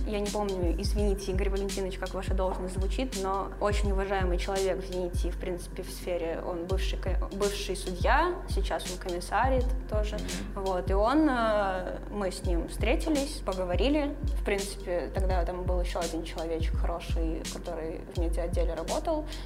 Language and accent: Russian; Sevastopol, Ukraine; moved away as an adult; now in Saint Petersburg, Russia; Я родилась в Севастополе, выросла в Севастополе, закончила университет в Севастополе